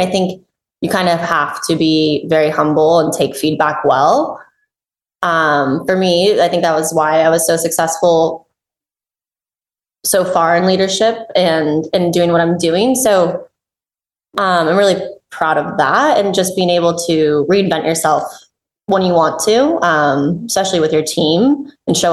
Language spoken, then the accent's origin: English; Bay Area, California, United States; I grew up in Bay Area